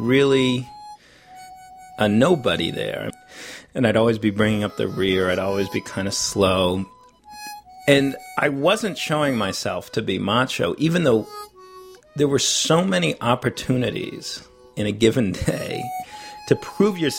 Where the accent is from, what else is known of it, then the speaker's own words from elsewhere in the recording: New York City, New York, United States; I was from Greenwich Village. I had been an actor all through my childhood.